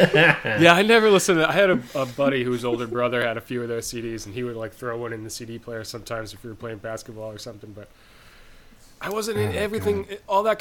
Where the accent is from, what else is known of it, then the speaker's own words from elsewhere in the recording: Northeast, United States; I grew up in the Northeast. It's cold in the winter